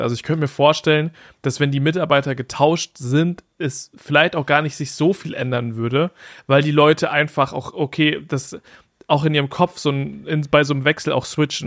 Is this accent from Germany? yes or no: yes; Germany; bei uns in Deutschland